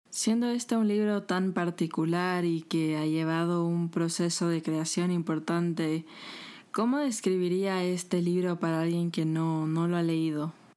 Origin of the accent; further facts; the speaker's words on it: Ecuador; somos los ecuatorianos